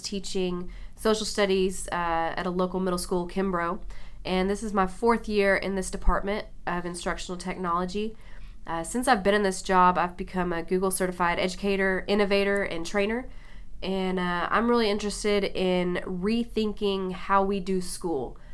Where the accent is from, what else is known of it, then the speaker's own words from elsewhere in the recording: Mesquite, Texas, United States; I grew up here in Mesquite